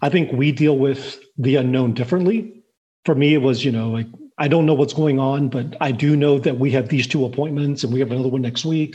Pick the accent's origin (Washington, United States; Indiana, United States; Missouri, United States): Missouri, United States; southwest; also born or lived in Taiwan; originally Taiwan, mostly raised in in small town southwest Missouri